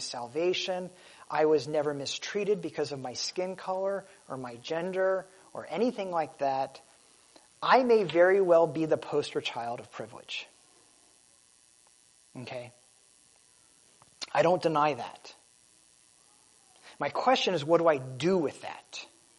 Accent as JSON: {"language": "English", "country": "United States", "tie": "born or raised there", "said": "I was born in America"}